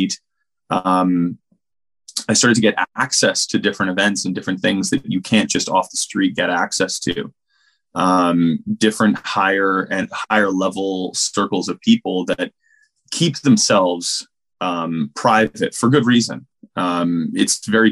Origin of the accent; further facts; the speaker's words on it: Canada; I grew up in Canada in a town, you know, just outside of a small city, basically.